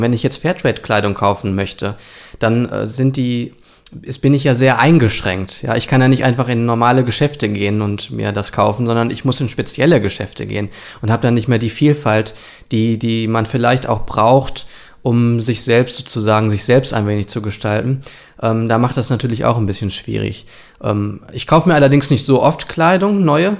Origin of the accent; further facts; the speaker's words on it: Germany; wir als Deutsche